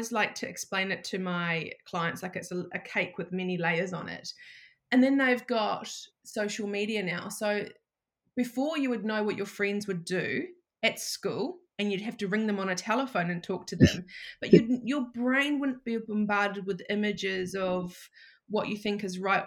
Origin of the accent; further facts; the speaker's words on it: New Zealand; moved away as an adult; now in Shellharbour, Australia; I'm actually from New Zealand and I've been living in Australia for, it'll be 7 years in September